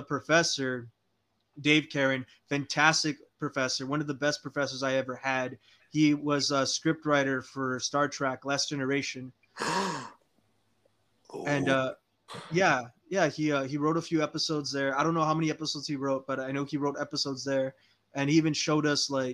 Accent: Weslaco, Texas, United States; I was born in Wesico, Texas. So I lived in the Rio Grande Valley my entire life

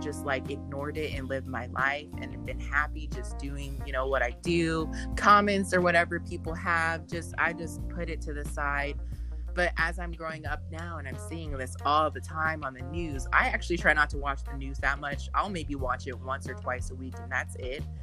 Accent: United States; being in America, being an American

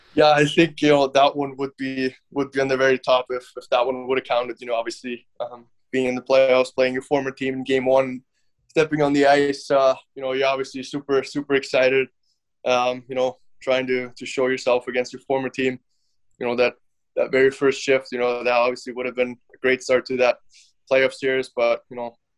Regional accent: Finland; moved away; I was actually born in Finland, um, but my dad was I think he was the coach at that point

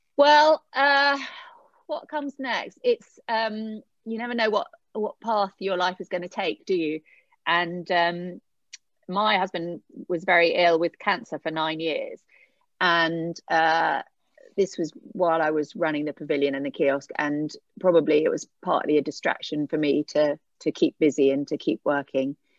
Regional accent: Eastbourne, South East England, United Kingdom; moved away as an adult; I grew up in Eastbourne

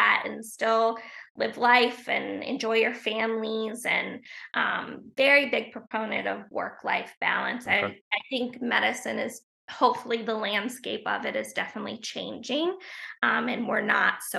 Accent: Portsmouth, Ohio, United States; moved away as an adult; now in Wilmington, United States; We're both from Ohio, a small town in Ohio

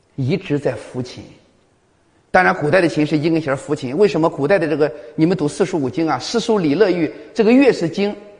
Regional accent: Liaocheng, Shandong, China; 也是我们山东人。啊，我是在山东聊什么西部

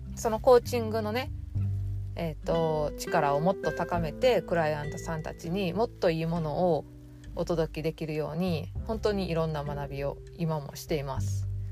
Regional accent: Osaka, Japan; 大阪で生まれて、ネギってなんぼの世界で育ってきたんで

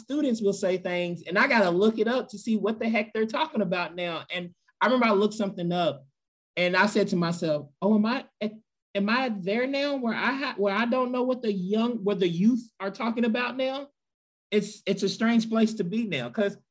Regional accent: Louisville, Kentucky, United States; I grew up in Louisville, Kentucky.

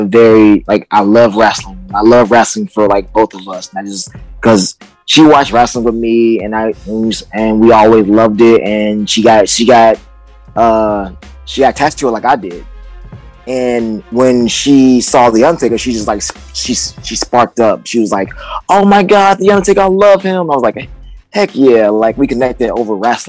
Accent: Chicago, Illinois, United States; now in Indianapolis, United States; I'm from Chicago, Illinois. I'm from the south side of Chicago.

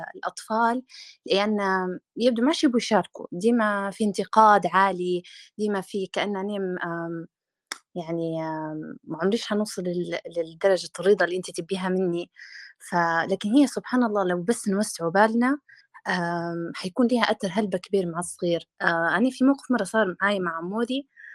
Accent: Libya; إحنا كشعب ليبي

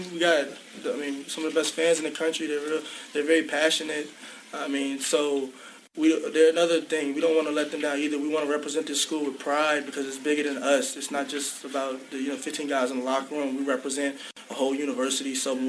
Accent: Orlando, Florida, United States; I'm from Orlando

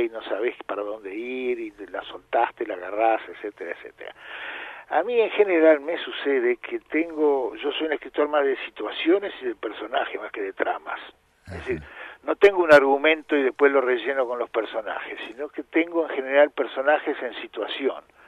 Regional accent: Adolfo Gonzales Chaves, Buenos Aires Province, Argentina; moved away; en el interior de la provincia de Buenos Aires, donde yo vivía

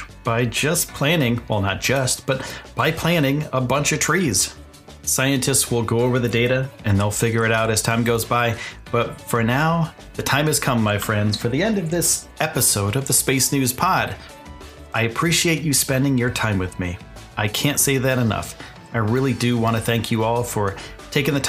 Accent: eastern United States, East Coast, United States; I'm from the United States. I'm from the eastern side of the United States.

